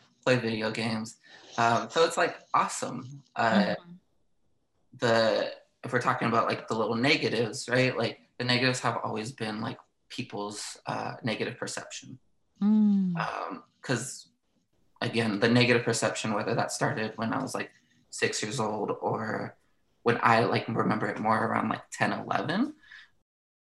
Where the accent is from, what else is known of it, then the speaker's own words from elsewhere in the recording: Southern California, United States; born and raised in Southern California, beautiful, sunny California.